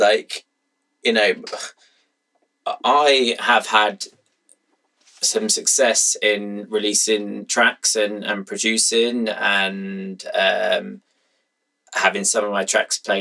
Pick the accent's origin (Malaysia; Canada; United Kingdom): United Kingdom; Brighton, South East England; I've kept it in my hometown